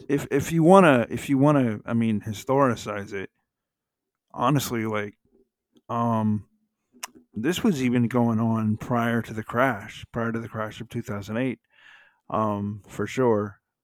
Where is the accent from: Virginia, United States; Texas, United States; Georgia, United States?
Georgia, United States; Atlanta; born or raised there